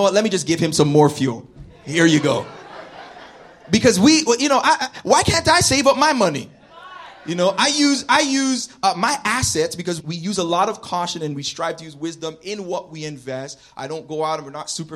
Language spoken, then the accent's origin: English; Toronto, Ontario, Canada; I'm from Scarborough